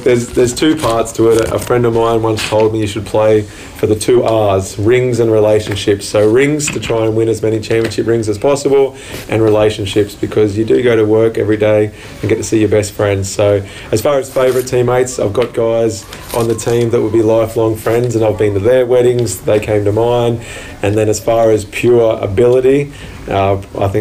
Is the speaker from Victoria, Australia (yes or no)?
no; New South Wales, Australia; born or raised there